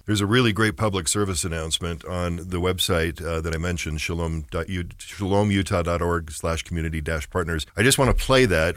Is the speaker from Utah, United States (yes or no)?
yes; Orem, Utah, United States; I grew up in Orem, which was, uh, pretty much, um, you know, not diverse at all when I was a teenager